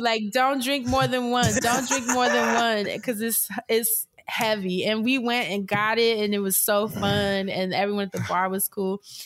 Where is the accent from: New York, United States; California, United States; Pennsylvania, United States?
New York, United States; growing up in New York